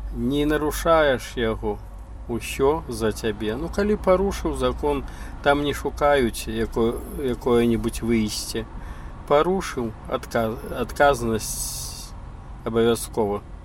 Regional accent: Belarus; moved away as an adult; also born or lived in United States; я беларус

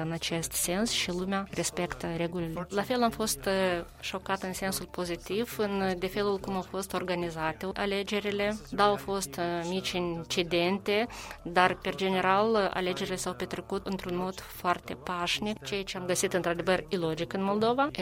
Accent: Albania; Romanian is a second language; moved away; Eu vin din Albania, sunt originar din Albania

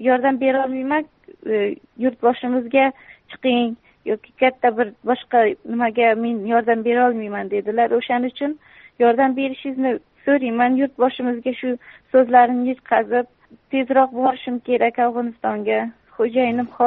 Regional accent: Surxondaryo Region, Uzbekistan; also born or lived in Mazar-i-Sharif, Afghanistan; yo'q afg'onistonni o'zi tojiklaridanman zabonlar mazori sharif viloyatida tug'ilib mhm. bir yoshimda bo'lganimda dadamni ishlari shu yoqqa bo'lganlar surxondaryoda o'sha mhm. yoqqa maktabni bitirdim

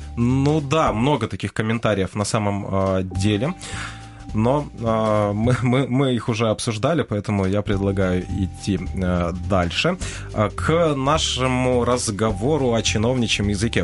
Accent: Crimea, Ukraine; moved away as an adult; now in Kyiv, Ukraine; я же родился в Крыму и жил до 15 -го года в Крыму

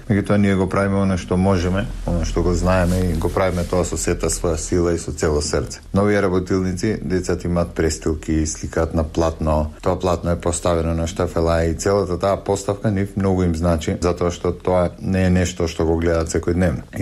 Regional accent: North Macedonia; Кај нас во Македонија повеќето настани се случуваат во Скопје или барем во поголемите градови и така малите места остануваат на маргините.

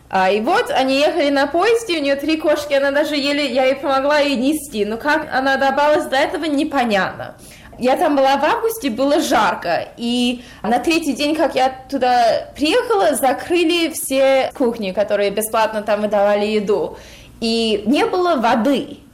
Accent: United States; я родилась в Америке, но родители из России

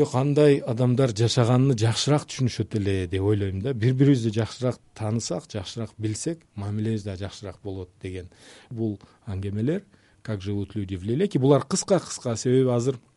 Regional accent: Leilek, Batken Region, Kyrgyzstan; also born or lived in Tajikistan; мен өзүмд улутум өзбек э, кыргызстанда кыргызстан менин ватаным да ата мекеним да ошол э, жерде чоңойдук

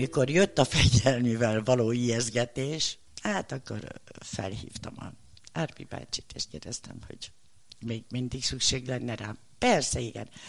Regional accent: Budapest, Hungary; also born or lived in Bedő, Hajdú-Bihar; amikor Pestre kerültem negyedikesként

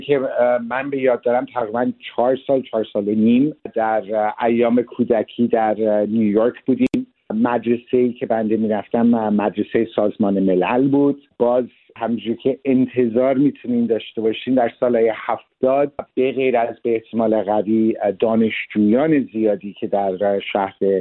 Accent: Geneva, Switzerland; now in Canada; در ژنو به دنیا آمدم

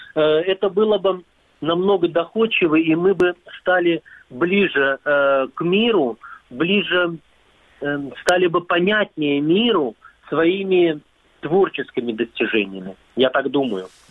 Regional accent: Crimea, Ukraine; я из Крыма

